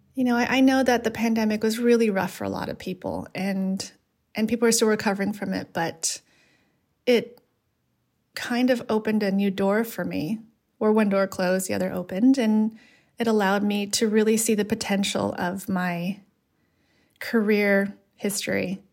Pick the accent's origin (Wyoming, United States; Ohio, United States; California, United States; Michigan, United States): California, United States; Los Angeles; growing up in Los Angeles in a part, uh, Latino community and part Asian community